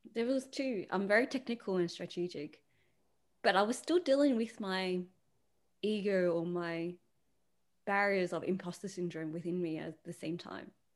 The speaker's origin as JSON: {"language": "English", "country": "Australia", "said": "being a female, being Asian, being Australian"}